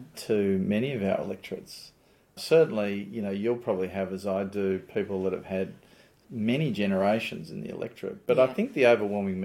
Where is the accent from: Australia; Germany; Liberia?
Australia; Newcastle, New South Wales; I grew up in Newcastle.